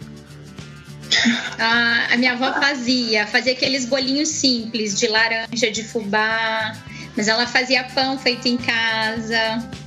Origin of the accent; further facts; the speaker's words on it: Curitiba, Paraná, Brazil; moved away as an adult; now in Brasília, Brazil; eu nasci em Curitiba e moro aqui em Brasília faz cinco anos